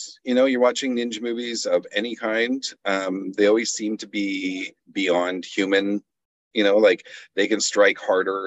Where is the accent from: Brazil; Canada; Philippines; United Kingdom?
Canada; I'm Canadian